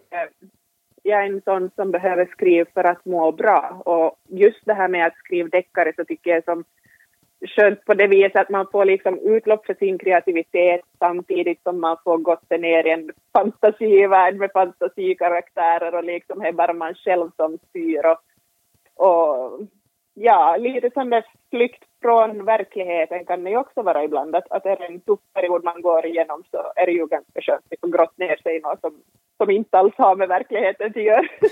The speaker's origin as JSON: {"language": "Swedish", "country": "Finland", "said": "vi finlandssvenskar"}